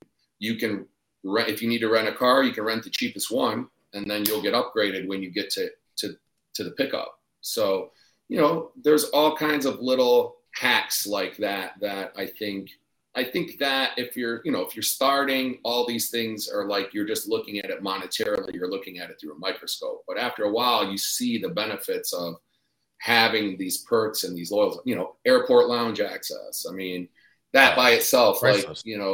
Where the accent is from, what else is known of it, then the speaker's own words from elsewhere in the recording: Detroit, Michigan, United States; moved away as an adult; now in Austin, United States; I grew up in Detroit, so we really didn't have much